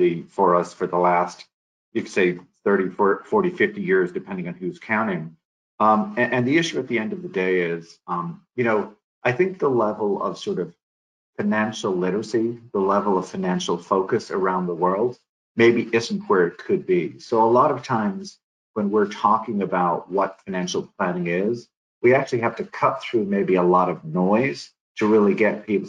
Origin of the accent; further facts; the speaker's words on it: Ireland; moved away as an adult; also born or lived in Dublin / Madrid; now in Colorado, United States; I was born in Ireland